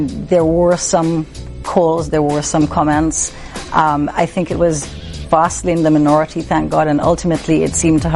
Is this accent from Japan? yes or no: no; St. Lucia; I grew up in St. Lucia.